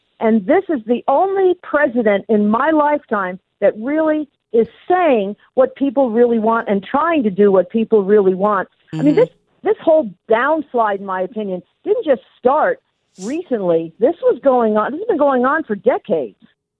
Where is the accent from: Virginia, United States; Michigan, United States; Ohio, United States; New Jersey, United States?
New Jersey, United States; Newark; moved away as an adult; now in Atlanta, United States; I grew up outside Newark, New Jersey